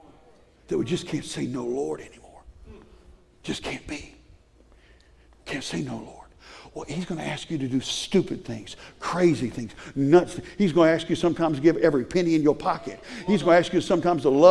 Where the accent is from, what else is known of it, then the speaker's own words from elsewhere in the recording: Cajun, Louisiana, United States; I'm Cajun.